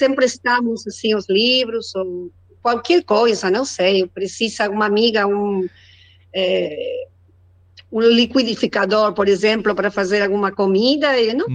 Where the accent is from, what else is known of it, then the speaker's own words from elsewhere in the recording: Argentina; Portuguese is a second language; now in Chubut, Argentina; eu sou argentina, moro na Patagônia